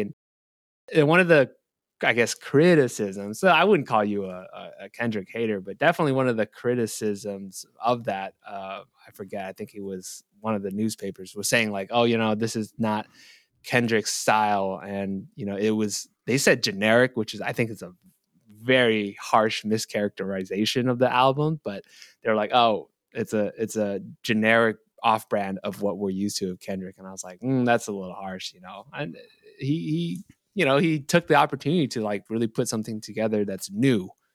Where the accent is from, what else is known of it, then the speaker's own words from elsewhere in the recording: Bay Area, California, United States; I'm from the Bay Area